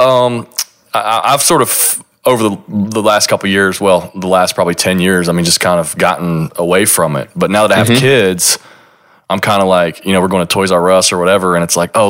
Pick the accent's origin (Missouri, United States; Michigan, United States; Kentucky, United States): Kentucky, United States; moved away; my hometown, my small little Kentucky hometown